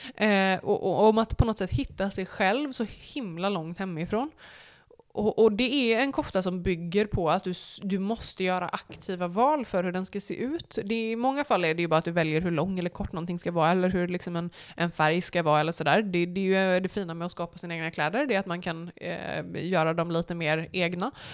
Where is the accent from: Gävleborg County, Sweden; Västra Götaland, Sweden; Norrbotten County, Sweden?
Västra Götaland, Sweden; Borås; also born or lived in United States; now in Varberg, Sweden; jag är ju från Borås